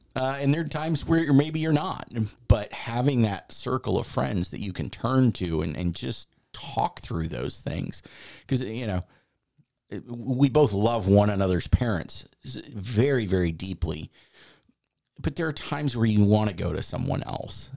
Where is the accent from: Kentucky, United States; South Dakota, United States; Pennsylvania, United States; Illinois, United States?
Illinois, United States; Chicago; now in Florida, United States; I grew up in Chicago